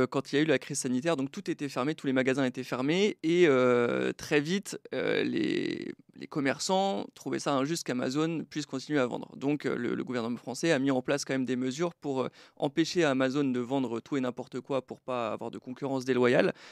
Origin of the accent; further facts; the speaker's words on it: Brittany, France; now in Estonia; Donc j'ai quitté Troyes pour l'Estonie, mais je suis breton, j'ai pas mal déménagé